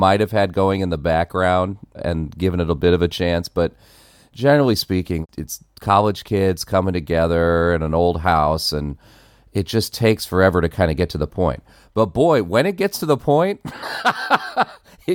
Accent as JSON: {"language": "English", "region": "Texas", "country": "United States", "tie": "born or raised there", "also_born_or_lived": "Del Rio, Texas", "moved": "yes", "said": "I lived in Texas for years as a kid"}